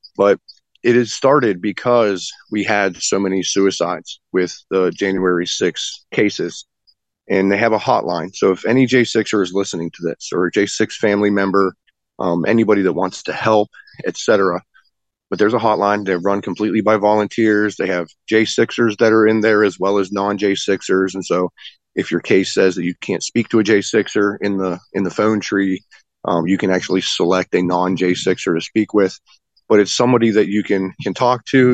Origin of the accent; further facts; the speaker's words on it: West Virginia, United States; I'm not from Alabama. I'm, I'm a West Virginia boy through and through, born and raised.